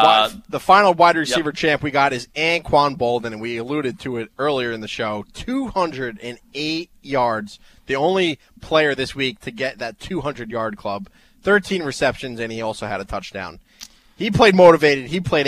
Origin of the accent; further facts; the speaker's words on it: Paterson, New Jersey, United States; my hometown of Paterson, New Jersey.